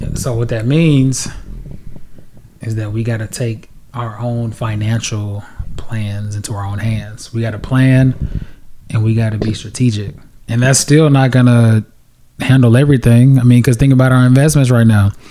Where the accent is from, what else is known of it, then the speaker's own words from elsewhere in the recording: United States; also born or lived in Nigeria; my parents are direct immigrants of Nigeria. They came and had their children in America. We went back to Nigeria, went to the village, and then we came back to America